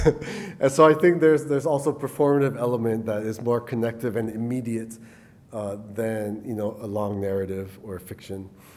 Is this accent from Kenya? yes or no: no; Guam; Guam is even worse because we're a U.S. territory, not a U.S. state.